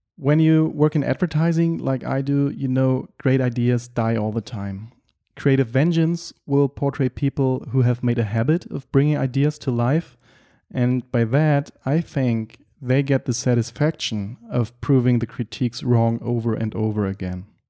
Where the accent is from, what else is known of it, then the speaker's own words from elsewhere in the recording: Germany; English is a second language; also born or lived in Berlin / Düsseldorf; I'm from Germany and I live and work in Berlin